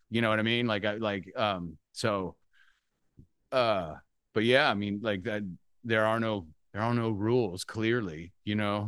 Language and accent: English; Central Valley, California, United States; I grew up in the Central Valley